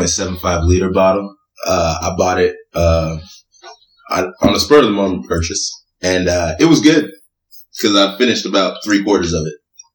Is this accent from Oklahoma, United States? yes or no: no; New York City, New York, United States; now in Sugar Land, United States; black man trying to make it out in a very white world. And you know what? I was born in Brooklyn, New York. I live in Sugar Land, Texas now.